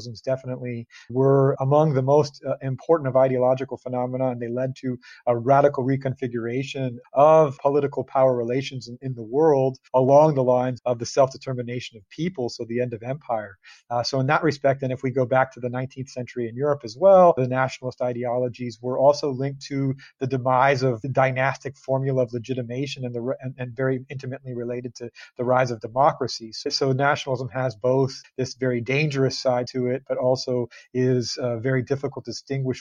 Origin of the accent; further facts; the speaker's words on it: California, United States; now in Cambridge, United Kingdom; I come from California